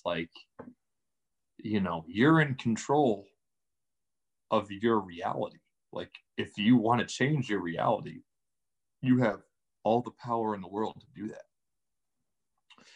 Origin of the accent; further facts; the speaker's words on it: Lewis Run, Pennsylvania, United States; moved away as an adult; also born or lived in Maryland; now in Austin, United States; I was raised in Lewis Run from the time I was about 2 years old until, you know, I was 20 years old